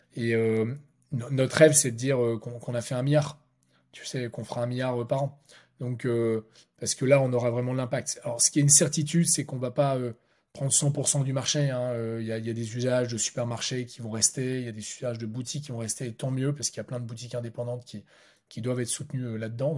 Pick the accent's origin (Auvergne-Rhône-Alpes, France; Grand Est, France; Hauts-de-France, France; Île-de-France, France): Hauts-de-France, France; Lille; on, est à Lille, hein, on est lillois